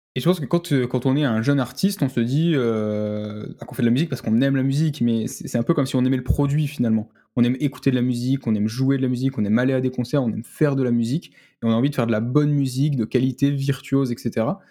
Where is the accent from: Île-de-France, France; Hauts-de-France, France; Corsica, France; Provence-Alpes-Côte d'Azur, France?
Provence-Alpes-Côte d'Azur, France; Marseille; je suis de Marseille